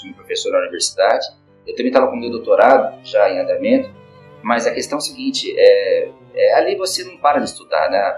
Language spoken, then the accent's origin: Portuguese; Londrina, Paraná, Brazil; moved away as an adult; also born or lived in Europe; Eu nasci em Londrina, eu morei já em vários lugares aqui em Londrina, a gente mudou-se várias vezes